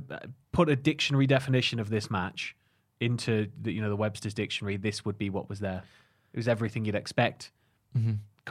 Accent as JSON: {"language": "English", "area": "Northumberland", "region": "North East England", "country": "United Kingdom", "tie": "born or raised there", "said": "Growing up in Northumberland's boring, isn't it?"}